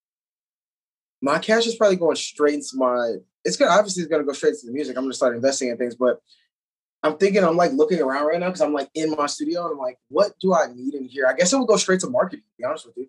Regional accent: Detroit, Michigan, United States; now in Florida, United States; I'm originally from Detroit. I've lived in Florida 14 years.

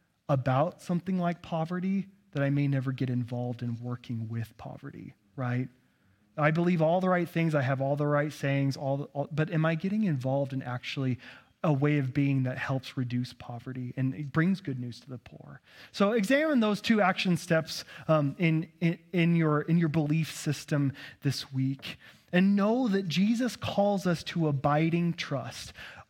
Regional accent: Texas, United States; accent: Texas; Texans don't have a problem interpreting text like this, but all you Northwesterners do, because my Texas accent's pretty good, right?

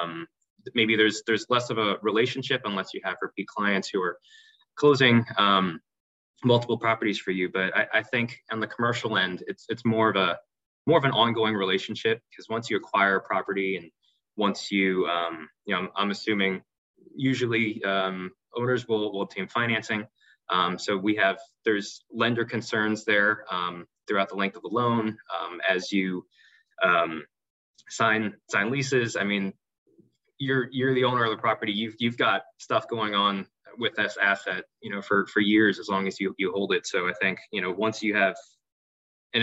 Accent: New York City, New York, United States; moved away as an adult; now in Louisville, United States; I was born and raised in New York City. I am a fourth generation New Yorker

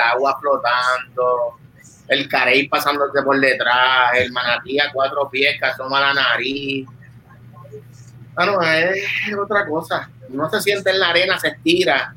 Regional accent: Vega Baja, Puerto Rico; yo soy de la Baja, de la costa norte

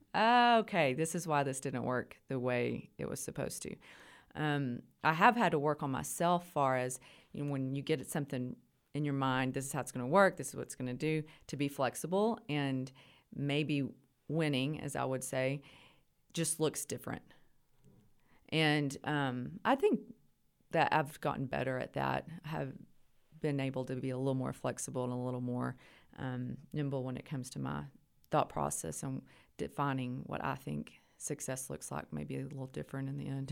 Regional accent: Idalou, Texas, United States; I grew up locally. I'm from Idaloo

